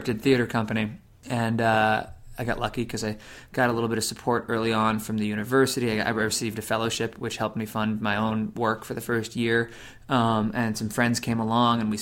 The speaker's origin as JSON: {"language": "English", "town": "South Kingstown", "region": "Rhode Island", "country": "United States", "tie": "born or raised there", "said": "I came back to my hometown, which is a small town, Wakefield, or South Kingstown, Rhode Island."}